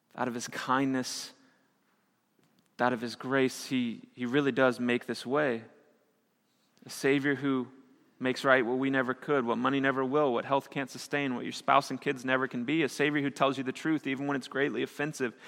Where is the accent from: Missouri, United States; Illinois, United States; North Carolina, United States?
Missouri, United States; moved away; I grew up in Missouri, and we had a lot of tornadoes.